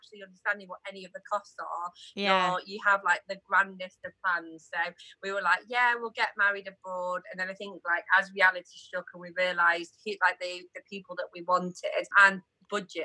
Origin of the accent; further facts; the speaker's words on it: New Mills, East Midlands, United Kingdom; where we grew up in New Mills